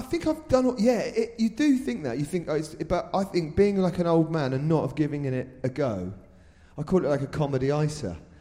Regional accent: Reading, South East England, United Kingdom; I was born in Reading as well

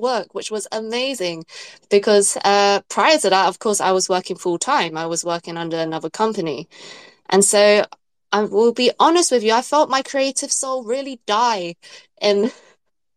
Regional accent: London, United Kingdom; I was born in London. My parents are from Hong Kong, so I'm British Chinese.

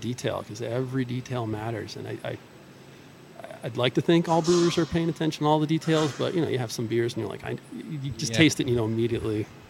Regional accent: Scituate, Massachusetts, United States; also born or lived in Seattle / Boston; So I'm from Scituate, grew up here.

